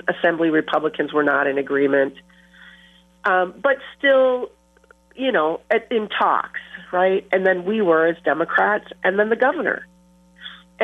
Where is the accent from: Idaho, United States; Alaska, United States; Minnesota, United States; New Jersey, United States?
Minnesota, United States; southern; now in La Crosse, United States; growing up as a girl in rural farming community, southern Minnesota